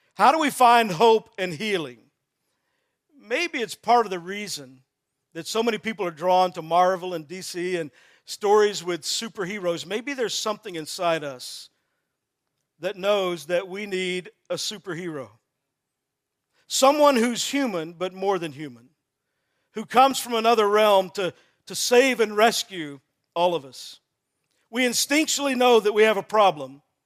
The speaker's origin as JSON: {"language": "English", "region": "Texas", "country": "United States", "said": "I'm from Texas"}